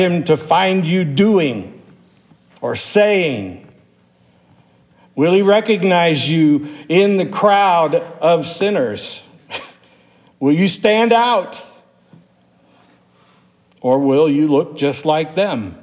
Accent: Pittsburgh, Pennsylvania, United States; also born or lived in Louisville metropolitan area; now in Louisville, United States; I grew up in Pittsburgh, Pennsylvania

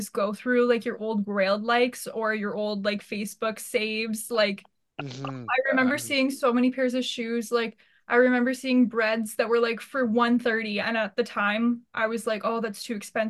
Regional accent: Stratford, Ontario, Canada; I'm from a really small town, like so I'm from Stratford

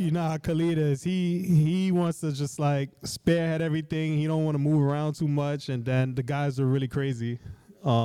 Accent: New York City, New York, United States; I grew up in Crown Heights, and literally right around the corner from where I grew up was Empire Roller Skating Rink

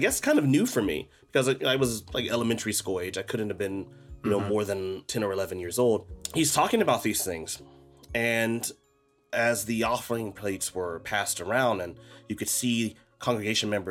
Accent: United States; moved away; where I grew up in the States.

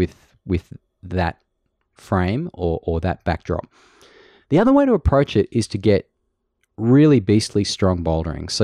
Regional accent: Australia; accent: Aussie

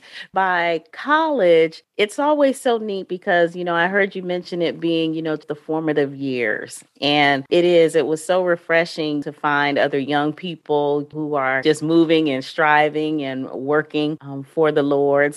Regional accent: Dayton, Ohio, United States; I'm from Dayton as well. Graduated from Chaminade

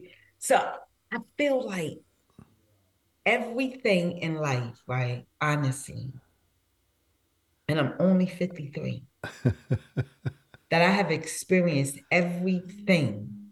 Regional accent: New York City, New York, United States; growing up in Brooklyn

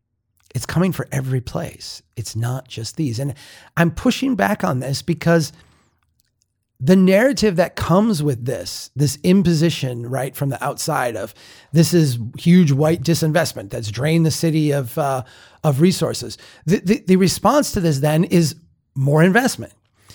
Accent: Minnesota, United States; I am from the North. I'm from a small town in Minnesota.

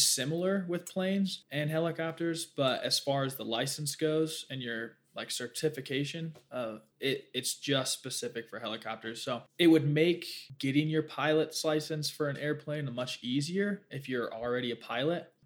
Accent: Hurricane, Utah, United States; also born or lived in St. George, Utah; I was born in Hurricane, but I spent some time in St. George

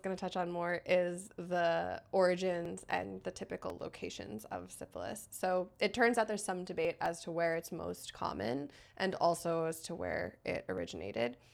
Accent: United States; now in Canada; I'm American, but a permanent resident of Canada

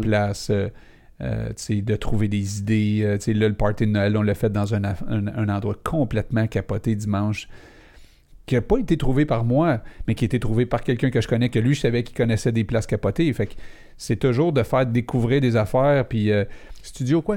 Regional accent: Laval, Quebec, Canada; on vient de Laval

